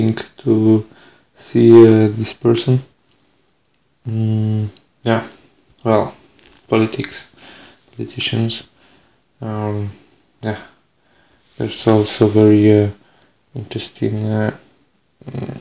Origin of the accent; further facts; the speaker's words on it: Biała Podlaska, Lublin Voivodeship, Poland; English is a second language; also born or lived in Veendam, Netherlands; now in Winschoten, Netherlands; I was born on 15 o'clock on Wednesday in Biała Podlaska in Poland, near the border with Belarus